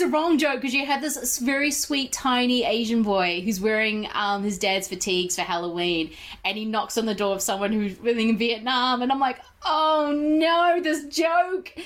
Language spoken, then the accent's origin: English; New Zealand; growing up in New Zealand